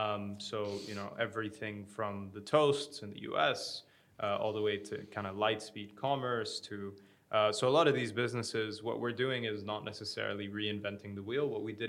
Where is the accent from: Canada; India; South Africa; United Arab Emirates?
United Arab Emirates; Abu Dhabi; moved away as an adult; also born or lived in United States; I grew up in Abu Dhabi.